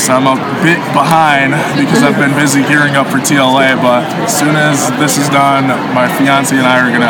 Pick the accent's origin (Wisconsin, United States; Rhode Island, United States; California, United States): Wisconsin, United States; now in Austin, United States; my home state of Wisconsin